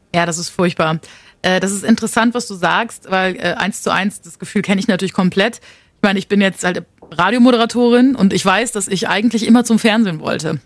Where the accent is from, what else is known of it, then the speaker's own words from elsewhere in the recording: Münster, North Rhine-Westphalia, Germany; Wir kommen beide aus NRW, aus Münster